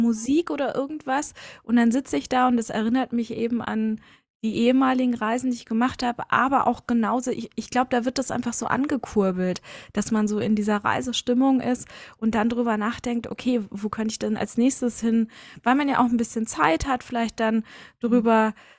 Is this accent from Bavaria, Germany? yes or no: yes; Munich, Bavaria, Germany; ich bin ein Münchner Kinde, also tatsächlich in München geboren, aufgewachsen und geblieben